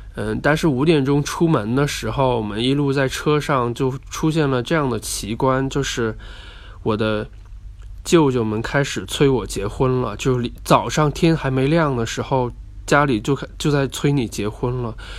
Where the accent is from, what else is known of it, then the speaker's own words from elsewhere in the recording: Guangxi, China; moved away; 我今天在呃我的老家广西那录音，是昨天晚上非常晚的时间到的